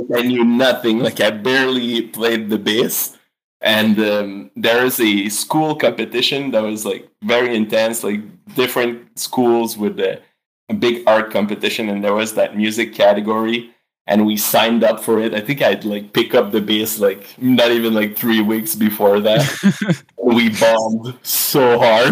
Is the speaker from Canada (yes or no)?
yes; Eastman, Quebec, Canada; also born or lived in Montreal; I was born in Montreal, but I grew up in the townships called Eastman, close to Sherbrooke in Quebec